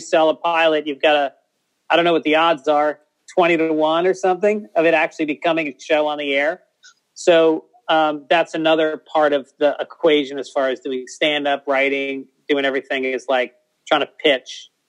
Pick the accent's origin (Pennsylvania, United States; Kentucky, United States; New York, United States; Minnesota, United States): New York, United States; New York City